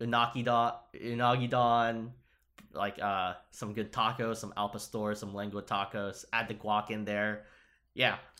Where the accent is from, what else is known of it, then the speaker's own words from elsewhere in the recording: Upstate New York, United States; I came from Upstate too